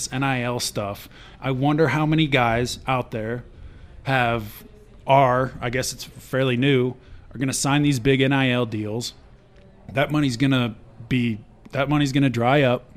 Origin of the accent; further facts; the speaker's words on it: Wyoming, United States; I'm from Wyoming, so I had a lot of friends that came from Cody and knew them